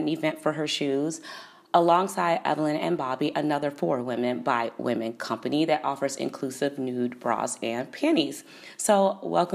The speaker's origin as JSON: {"language": "English", "town": "Chicago", "region": "Illinois", "country": "United States", "tie": "born or raised there", "said": "From my hometown, Chicago"}